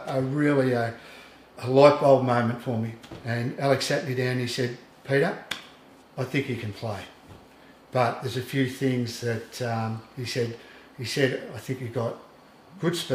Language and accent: English; Heathcote, Victoria, Australia; moved away; I come from Heathcote